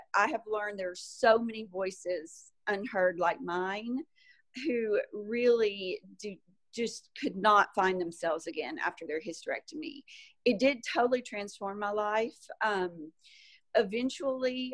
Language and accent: English; Arkansas, United States; also born or lived in Salt Lake City, Utah / California; I am from Arkansas originally and still have a home there